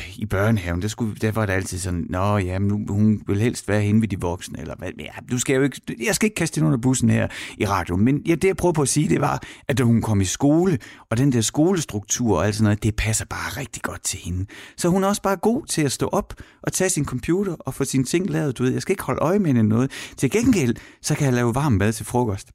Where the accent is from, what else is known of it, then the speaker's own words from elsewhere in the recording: Horsens, Central Denmark Region, Denmark; moved away; jeg er fra Horsens